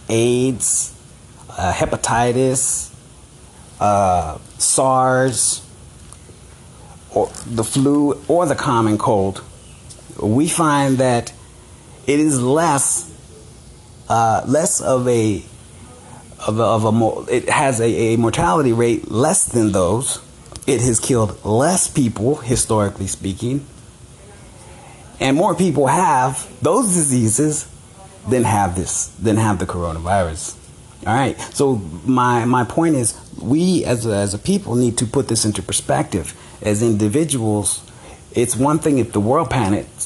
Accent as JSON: {"language": "English", "town": "Los Angeles", "region": "California", "country": "United States", "said": "I'm from South Central L.A."}